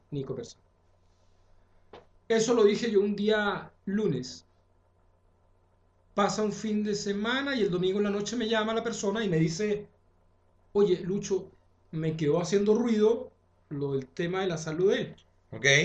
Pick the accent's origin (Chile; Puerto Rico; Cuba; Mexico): Chile; me honran como chileno